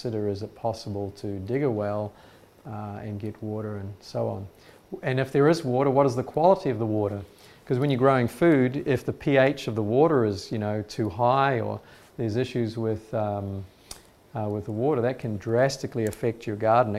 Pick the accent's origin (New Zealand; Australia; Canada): New Zealand; moved away; So I come from New Zealand. This is the area where I used to live